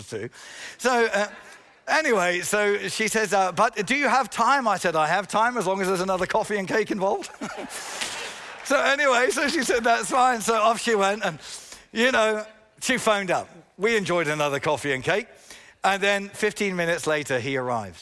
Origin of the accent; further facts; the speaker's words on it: England, United Kingdom; yes, I'm an Englishman.